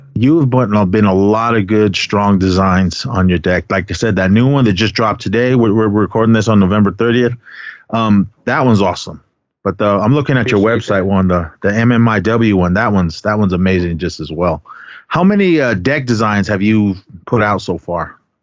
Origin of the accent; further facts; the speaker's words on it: San Francisco, California, United States; also born or lived in Kaibito, Arizona; growing up in the Bay Area uh, in the city pretty much my whole life